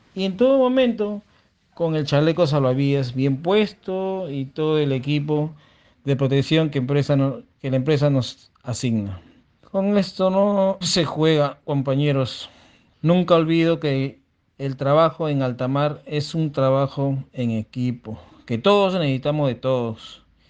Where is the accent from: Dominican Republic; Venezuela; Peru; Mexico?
Peru; Chancay, Lima; Yo nací en Chancay hace 45 años